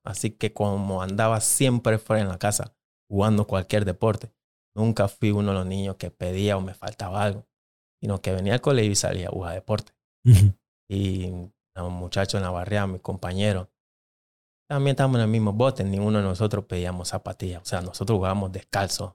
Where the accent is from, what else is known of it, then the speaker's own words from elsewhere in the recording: Panama City, Panama; first language English (Jamaican Patois); Spanish is a second language; moved away as an adult; now in United States; yo nací en la capital